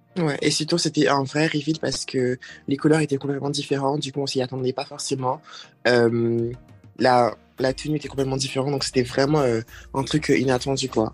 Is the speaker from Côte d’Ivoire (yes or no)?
yes; Côte d’Ivoire; moved away; j'ai grandi, bien grandi en Côte d'Ivoire